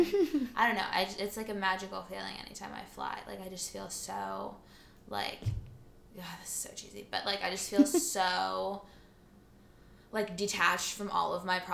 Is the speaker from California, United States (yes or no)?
yes; the Bay Area, California, United States; also born or lived in Espoo, Finland; I'm super Californian. I don't have an accent.